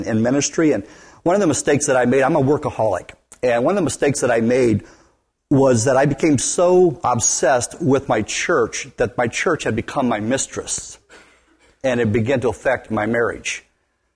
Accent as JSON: {"language": "English", "region": "West Virginia", "country": "United States", "tie": "born or raised there", "moved": "yes", "lives_now": "Wisconsin, United States", "said": "I grew up in West Virginia originally."}